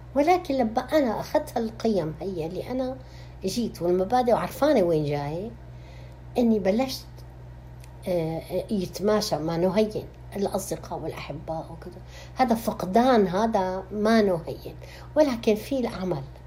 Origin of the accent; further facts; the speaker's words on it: Damascus, Damascus Governorate, Syria; moved away as an adult; now in Canada; ولدت في مدينه دمشق واكيد ترعرعنا هناك بهالمدينه العظيمه التاريخيه الاصيله